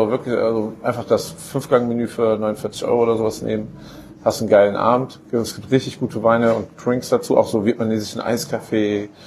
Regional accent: Italy; Und das war ähm, als Italiener ziemlich

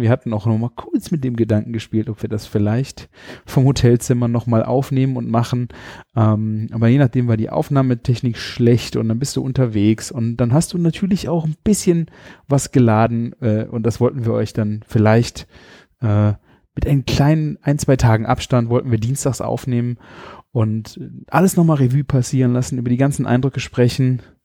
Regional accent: Rhineland, Germany; bei uns im Rheinland

